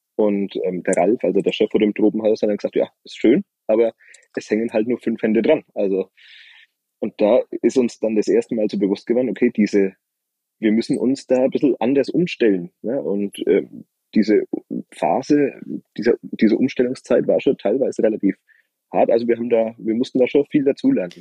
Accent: Franconia, Bavaria, Germany; bei uns in Franken

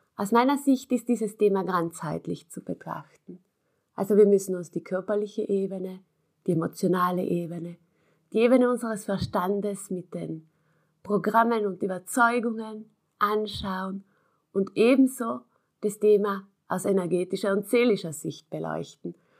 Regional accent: South Tyrol, Trentino-Alto Adige, Italy; bei uns in Südtirol

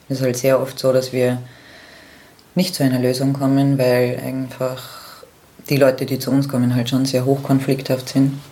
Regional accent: Austria; Ja, ich bin die …, ich komme aus Österreich.

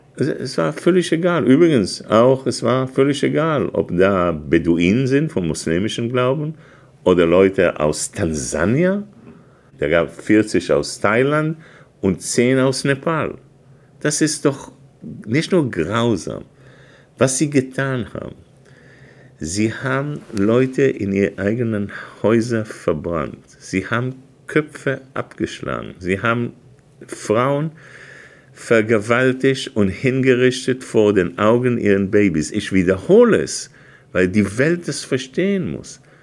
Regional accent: Israel; now in Germany; jemandem, der Staatssekretär war, als Israel sich einseitig aus dem Gazastreifen sich rausgezogen hat

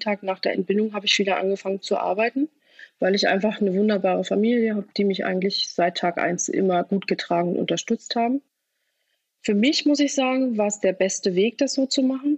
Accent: Rostock, Mecklenburg-Vorpommern, Germany; Ich komme aus Rostock, bin also eine gebürtige Mecklenburg-Vorpommerin

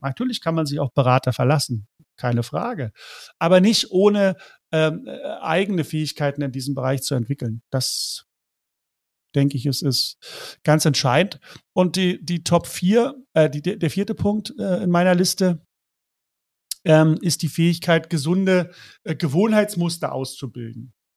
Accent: East Germany, Germany; ich bin in der DDR äh, aufgewachsen. Meine ersten 13 Lebensjahre waren, ähm, war ich DDR-Kind.

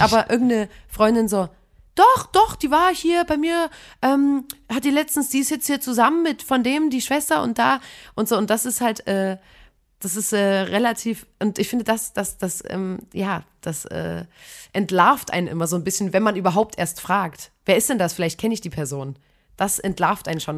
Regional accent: Chemnitz, Saxony, Germany; ich komme aus Chemnitz

